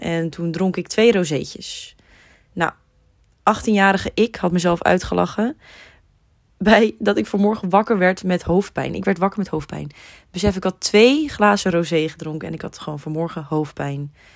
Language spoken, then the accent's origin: Dutch; Netherlands; wij als Nederlanders